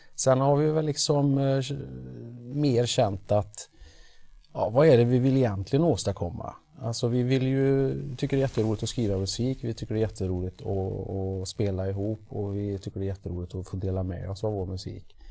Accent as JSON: {"language": "Swedish", "town": "Trollhättan", "region": "Västra Götaland", "country": "Sweden", "said": "vi är från Trollhättan"}